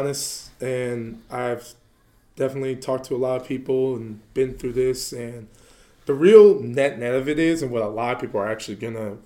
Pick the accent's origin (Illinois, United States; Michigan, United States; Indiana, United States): Illinois, United States; Chicago; I'm from Chicago